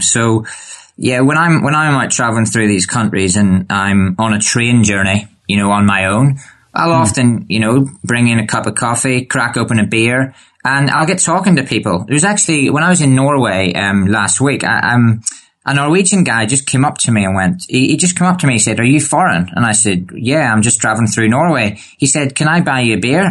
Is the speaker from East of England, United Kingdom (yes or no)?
no; Bangor, Northern Ireland, United Kingdom; I'm from Northern Ireland